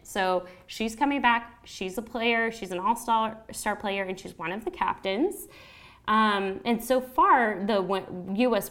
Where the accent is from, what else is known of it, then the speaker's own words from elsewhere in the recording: United States; accent: American; my home country, the U.S.